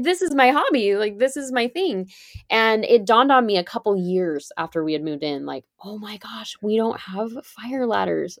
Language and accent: English; California, United States; I grew up in California, and I ended up back here. I live in California now